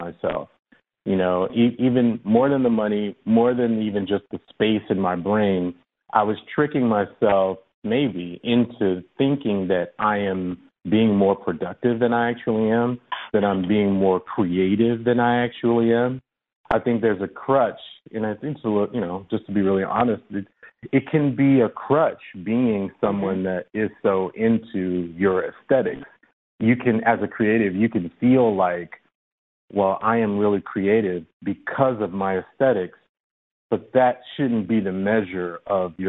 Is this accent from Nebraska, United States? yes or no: no; Chicago, Illinois, United States; I come from the South Side of Chicago, and you know, I grew up between two crack houses